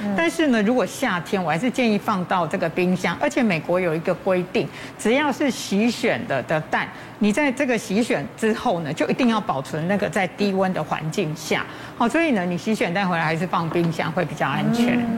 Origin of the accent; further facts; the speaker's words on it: Taiwan; 我们台湾人一年吃掉米的这个公斤数大概是四十几公斤